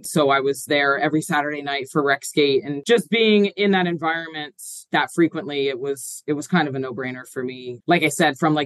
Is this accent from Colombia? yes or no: no; Horsham, Pennsylvania, United States; I grew up in Horsham, you know, still live in my hometown